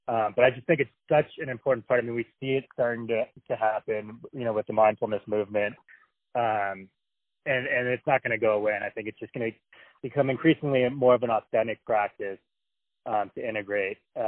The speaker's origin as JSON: {"language": "English", "town": "San Francisco", "region": "California", "country": "United States", "also_born_or_lived": "Santa Barbara, California", "moved": "as an adult", "lives_now": "New Mexico, United States", "said": "So I live in New Mexico now, but I'm from San Francisco. So I was kind of born into that world"}